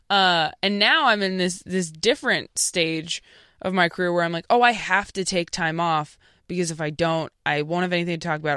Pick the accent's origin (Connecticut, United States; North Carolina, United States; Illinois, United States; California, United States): California, United States; Temecula; born or raised there; also born or lived in Modesto, California / Escalon, California